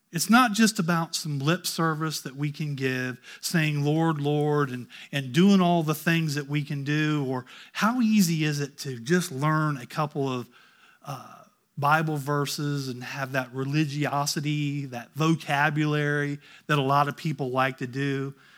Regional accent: Ohio, United States; I grew up in Ohio

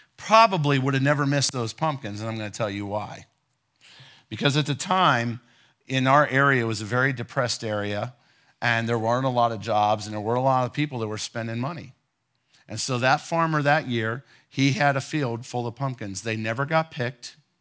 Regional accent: Ohio, United States; moved away; my wife and I grew up in Ohio, and we were teenagers

